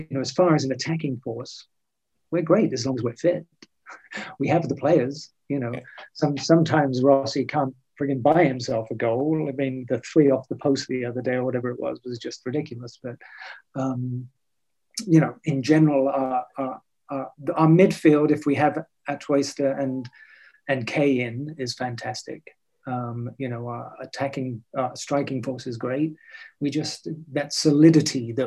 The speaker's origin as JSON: {"language": "English", "region": "England", "country": "United Kingdom", "moved": "yes", "lives_now": "Los Angeles, United States", "said": "being English"}